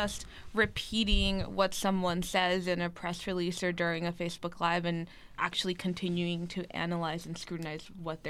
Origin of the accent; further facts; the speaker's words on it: Laredo, Texas, United States; English is a second language; close to my hometown in Laredo